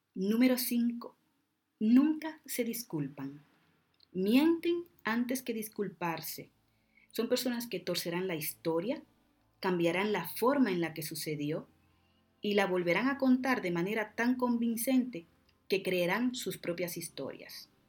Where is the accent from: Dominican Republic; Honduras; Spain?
Dominican Republic; Como decimos en mi tierra, República Dominicana